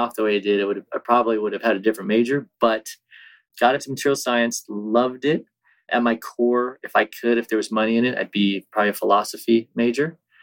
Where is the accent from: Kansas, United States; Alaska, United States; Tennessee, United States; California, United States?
California, United States; Bay Area; also born or lived in Virginia, United States; I was born on the East Coast in Virginia, moved to California at an early age